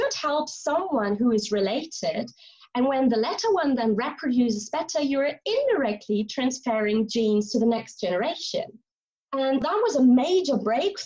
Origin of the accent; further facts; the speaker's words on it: Germany; now in St Andrews, United Kingdom; I'm originally from Germany, and I'm now a lecturer at the University of St. Andrews in Scotland